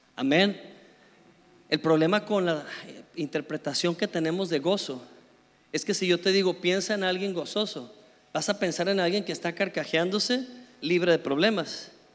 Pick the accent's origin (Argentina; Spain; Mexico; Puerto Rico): Mexico; éramos nada más dos mexicanos con un grupo como de cuarenta y tantos noruegos